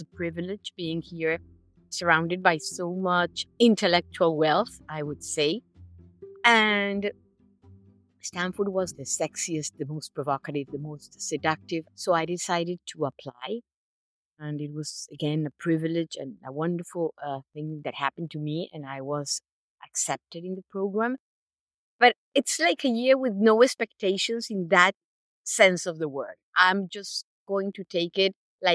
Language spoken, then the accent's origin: English; Bogotá, Colombia; moved away as an adult; I was born in Bogota